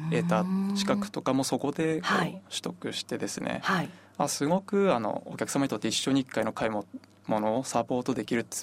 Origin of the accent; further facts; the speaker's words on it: Hirosaki, Aomori, Japan; 私弘前で生まれて弘前で育っているんですけど